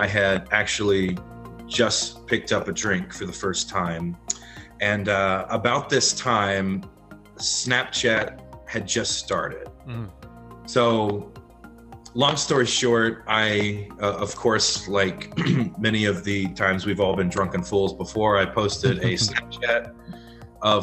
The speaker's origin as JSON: {"language": "English", "region": "the Bible Belt", "country": "United States", "tie": "born or raised there", "said": "growing up in the Bible Belt"}